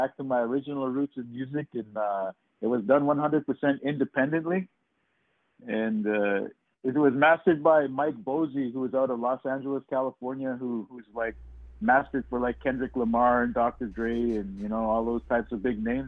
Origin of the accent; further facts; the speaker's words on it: Little Saskatchewan First Nation, Interlake, Manitoba, Canada; I come from the Little Saskatchewan First Nation, located in the heart of the Interlake of Manitoba